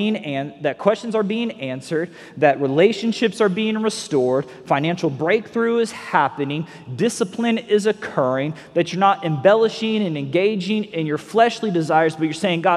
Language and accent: English; North Fort Myers, Florida, United States; we're from North Fort Myers. We say ain't all the time